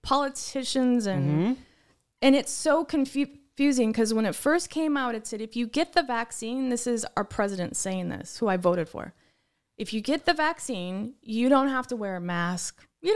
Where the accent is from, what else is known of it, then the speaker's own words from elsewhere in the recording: United Kingdom; I'm not arguing. I'm just British.